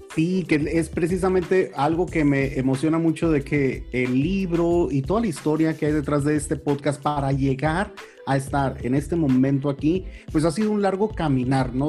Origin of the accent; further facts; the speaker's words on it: Huatabampo, Sonora, Mexico; also born or lived in Durango, Mexico; Yo crecí en el norte de México, en el sur del estado de Sonora, aunque yo nací en Durango.